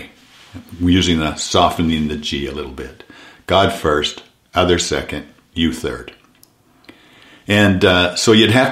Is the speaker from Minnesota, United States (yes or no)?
no; Southern California, United States; I was born in Southern California. I played football in Southern California, both in high school and college.